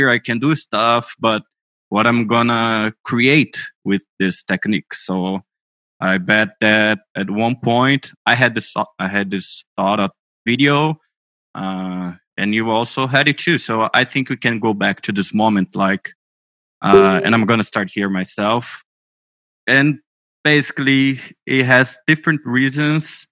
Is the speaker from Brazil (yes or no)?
yes; Brazil; I'm from Brazil